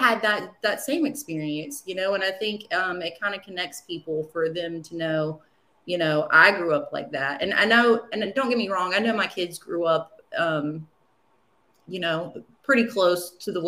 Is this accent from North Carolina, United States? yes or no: yes; Wilmington, North Carolina, United States; Wilmington, I love Wilmington. I was born in Wilmington. I spent most of my life in Wilmington.